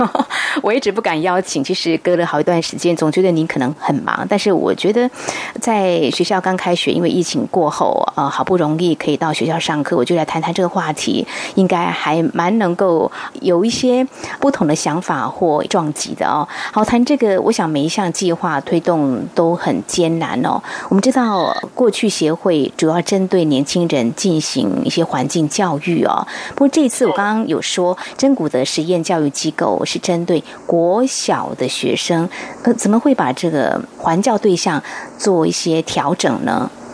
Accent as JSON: {"language": "Chinese", "region": "rural central-southern Taiwan", "country": "Taiwan", "tie": "born or raised there", "said": "因为我是在中南部乡下长大的孩子哦"}